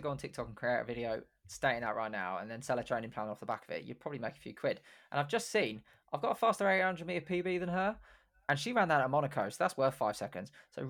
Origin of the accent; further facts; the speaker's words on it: Luton, East of England, United Kingdom; born there; I was born in Luton. People from Luton don't do that.